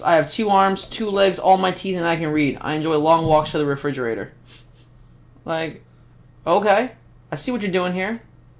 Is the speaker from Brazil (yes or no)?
yes; Brazil; English is a second language; now in West Chester, United States; I'm from Brazil, but I'm living in Westchester, Pennsylvania.